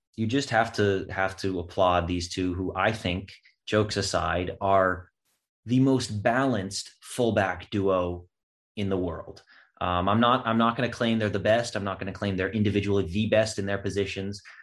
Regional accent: United States; also born or lived in Waterville, Maine; an American fan of Chelsea

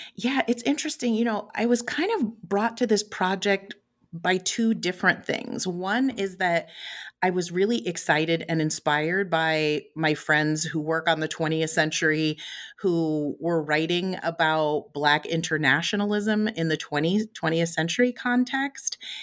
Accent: West Coast, United States; also born or lived in Chicago, Illinois / San Francisco Bay Area; I was raised mostly on the West Coast, um, spent some time in the San Francisco Bay Area.

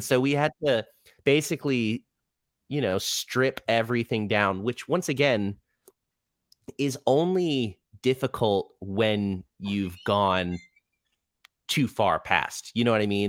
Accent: Orlando, Florida, United States; also born or lived in Rhode Island; I was born in Rhode Island, um, but I've lived in Orlando, uh, since I was, like, five. So, yes, I'm, I'm from Orlando

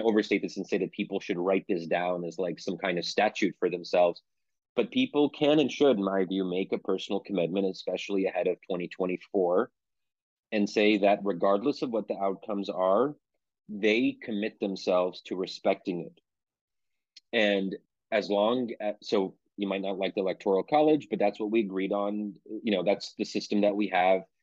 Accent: Pennsylvania, United States; I'm born and raised in Pennsylvania

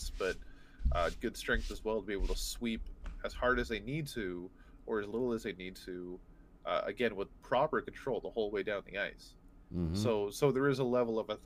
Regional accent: Canada; I'm Canadian

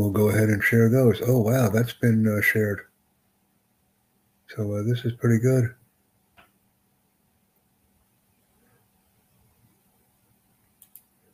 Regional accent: United States; first language English; I'm from the United States

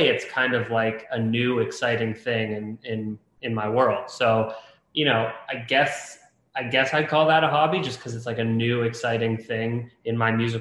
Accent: Toronto, Ontario, Canada; I'm from Toronto, Canada.

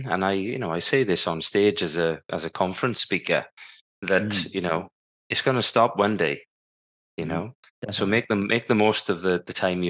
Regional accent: Wales, United Kingdom; growing up in South Wales, I was privileged to be, living in a working class family. My dad was a crane driver. My mum was a school caretaker.

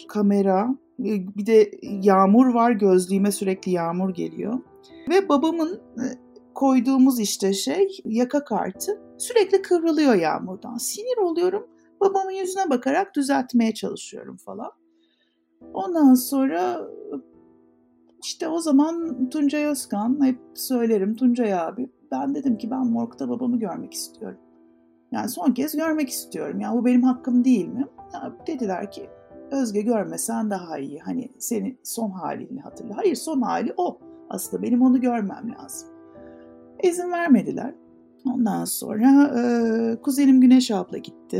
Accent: Turkey

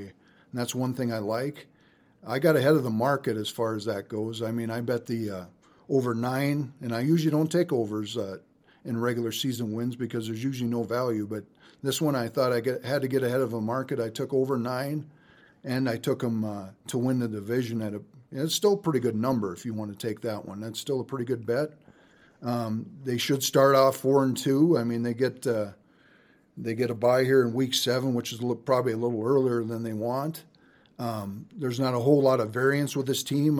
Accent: North Dakota, United States; my home state of North Dakota

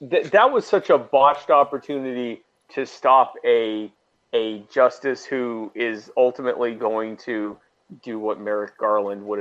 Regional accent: the South, United States; I was raised in the South. I don't sound like it, but I'm a Southerner. I sound like this because my parents are from up north, but I'm a Southerner.

